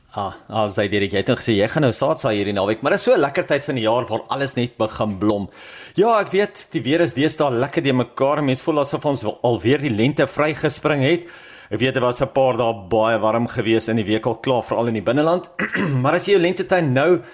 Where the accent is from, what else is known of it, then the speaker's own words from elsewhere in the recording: South Africa; ons as Suid-Afrikaners